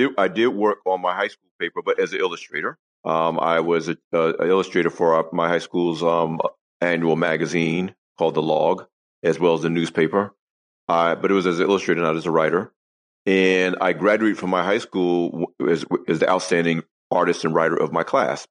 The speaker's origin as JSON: {"language": "English", "town": "Long Branch", "region": "New Jersey", "country": "United States", "tie": "born or raised there", "said": "growing up in Long Branch, New Jersey, my hometown, Long Branch for life"}